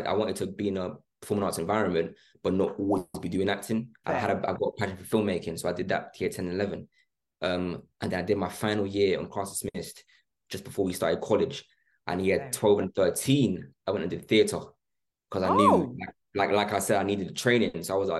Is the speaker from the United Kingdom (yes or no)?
yes; London, United Kingdom; Me and Billy were from, I was from London, he was from Essex, and Charlie and Chanel were from Manchester.